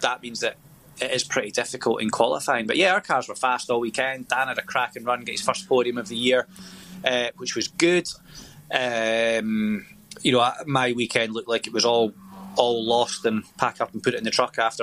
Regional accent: Scotland, United Kingdom; we're tight as Scottish

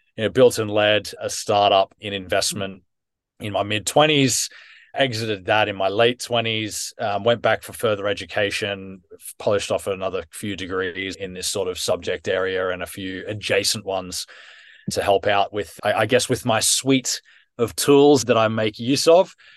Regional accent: Australia; now in United Kingdom; I was born and raised in Australia.

